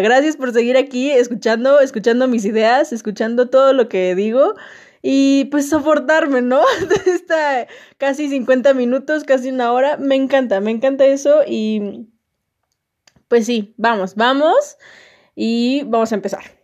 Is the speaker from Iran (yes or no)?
no; Mexico